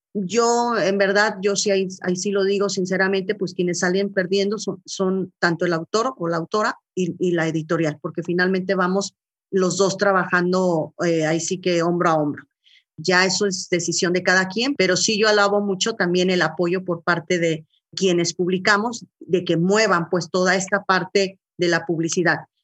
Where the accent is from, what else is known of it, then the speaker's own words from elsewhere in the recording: Colima, Mexico; moved away as an adult; also born or lived in Guadalajara; now in Torreón, Mexico; yo soy originaria de, de Colima, nací ahí en, la, en el norte de Colima, propiamente junto al volcán, las palmeras, los cañaverales. Ahí crecí.